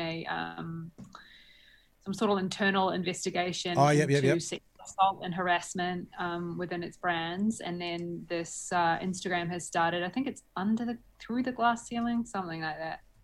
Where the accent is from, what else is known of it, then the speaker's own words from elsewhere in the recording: Whanganui, Manawatū-Whanganui, New Zealand; moved away as an adult; my hometown of Whanganui